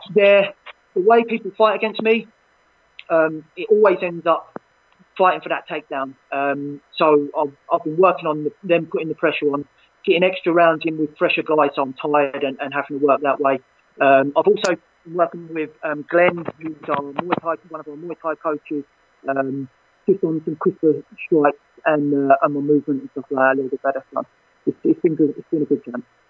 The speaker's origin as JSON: {"language": "English", "region": "London", "country": "United Kingdom", "tie": "born or raised there", "said": "my, my hometown"}